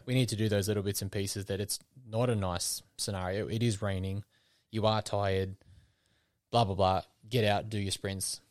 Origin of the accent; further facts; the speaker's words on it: Wollongong, New South Wales, Australia; my hometown